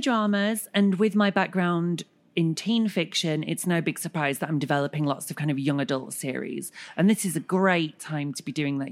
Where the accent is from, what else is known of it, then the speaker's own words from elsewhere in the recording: Bradford, Yorkshire and the Humber, United Kingdom; I was growing up in Bradford